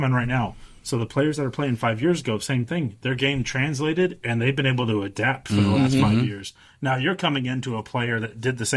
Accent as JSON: {"language": "English", "town": "Austin", "region": "Texas", "country": "United States", "said": "I'm from Austin"}